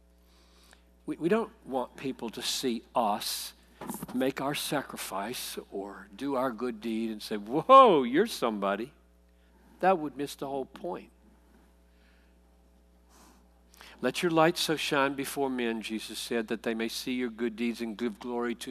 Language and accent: English; South Carolina, United States; I grew up in South Carolina in the 50s and 60s